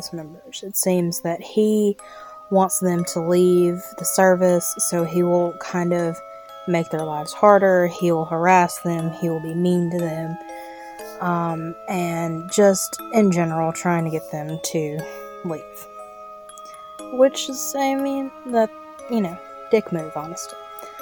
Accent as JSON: {"language": "English", "region": "Mississippi", "country": "United States", "tie": "born or raised there", "said": "This is from my home state."}